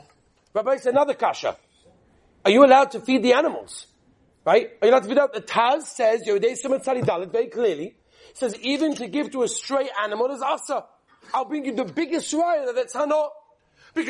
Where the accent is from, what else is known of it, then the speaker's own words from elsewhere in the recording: England, United Kingdom; I'm English